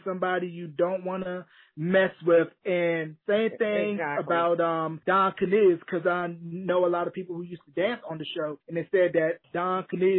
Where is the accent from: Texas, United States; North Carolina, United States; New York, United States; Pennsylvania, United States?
North Carolina, United States; I'm originally from North Carolina